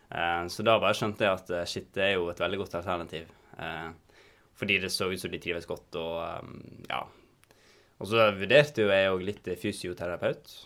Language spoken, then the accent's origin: Norwegian; Volda, Møre og Romsdal, Norway; moved away as an adult; now in Bergen, Norway; jeg kommer fra Volda på Sunnmøre